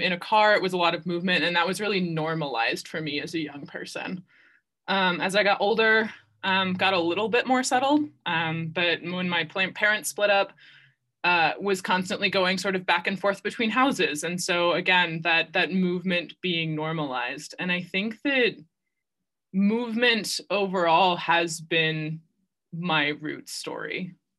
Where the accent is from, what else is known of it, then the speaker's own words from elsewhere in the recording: Ohio, United States; also born or lived in Virginia; I was born and raised in Ohio